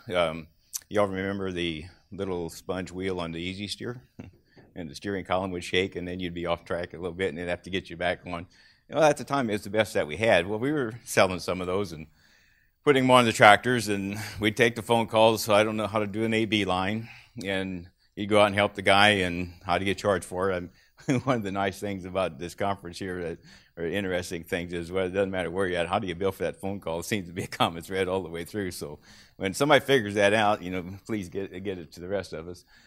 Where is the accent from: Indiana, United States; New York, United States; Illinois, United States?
Illinois, United States; Clinton County; I grew up in Clinton County, Illinois